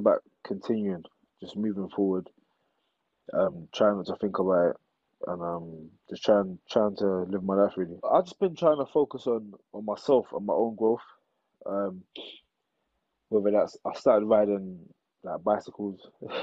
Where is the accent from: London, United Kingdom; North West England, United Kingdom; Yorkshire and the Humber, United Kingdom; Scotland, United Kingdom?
London, United Kingdom; I'm from East London